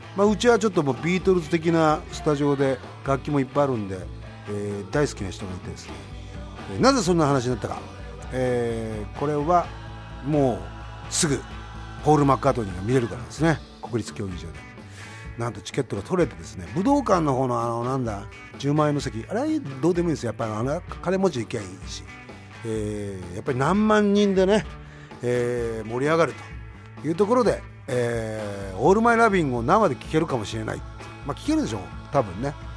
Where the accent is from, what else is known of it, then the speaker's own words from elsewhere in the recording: Kurihara, Miyagi, Japan; 俺とリッキーはまあ宮城県、それも栗原 市 出身